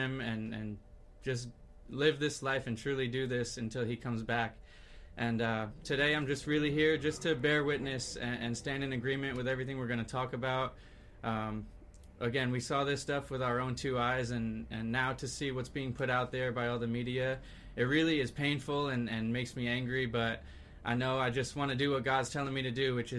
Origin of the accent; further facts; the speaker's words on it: New York, United States; moved away as an adult; now in California, United States; I'm from New York, now out in California